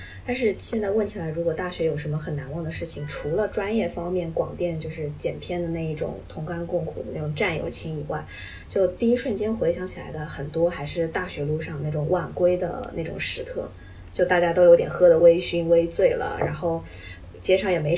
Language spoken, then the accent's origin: Chinese; Japan; Chinese is a second language; also born or lived in China; 反正我是在国内的高中毕业的话，我也是没有特别深的感触，哪怕我是个日本人，